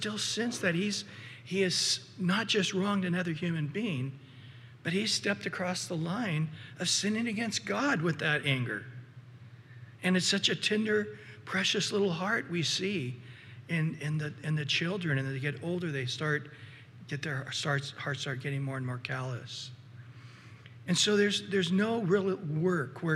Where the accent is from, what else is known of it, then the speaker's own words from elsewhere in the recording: Central Valley, California, United States; I grew up with a lot of frogs in the valley, in the Central Valley where I grew up in California